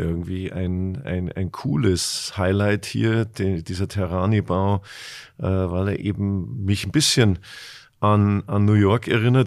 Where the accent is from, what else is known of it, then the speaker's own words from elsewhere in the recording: Munich, Bavaria, Germany; now in Hamburg, Germany; als Münchner